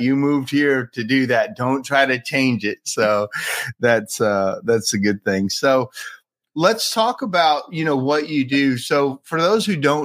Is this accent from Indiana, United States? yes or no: yes; Indiana, United States; also born or lived in California; now in Tennessee, United States; I'm from Indiana myself